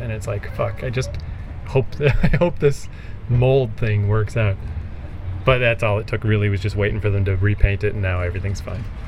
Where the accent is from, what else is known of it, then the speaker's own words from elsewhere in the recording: Fredericton, New Brunswick, Canada; I'm from Fredericton